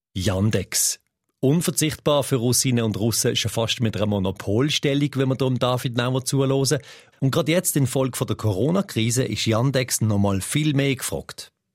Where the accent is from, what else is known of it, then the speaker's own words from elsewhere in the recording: Switzerland; bei uns in der Schweiz